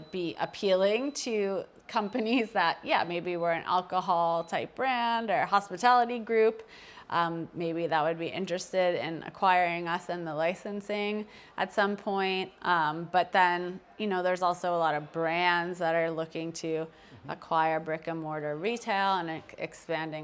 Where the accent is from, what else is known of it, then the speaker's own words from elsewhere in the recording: New Jersey, United States; moved away; also born or lived in Las Vegas, Nevada; I grew up first in New Jersey and then I lived in Las Vegas.